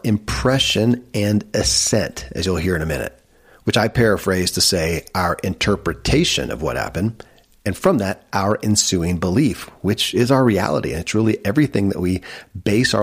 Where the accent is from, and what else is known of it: Kentucky, United States; born or raised there